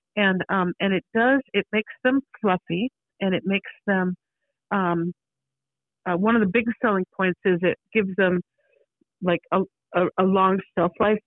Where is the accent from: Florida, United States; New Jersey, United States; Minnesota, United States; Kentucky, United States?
Minnesota, United States; also born or lived in Beaverton, Oregon; now in Oregon, United States; I'm from Minnesota